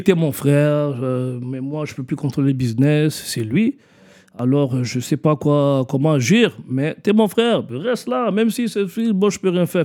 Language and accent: French; Montreal, Quebec, Canada; also born or lived in Kinshasa, Democratic Republic of the Congo; J'ai grandi à Parkex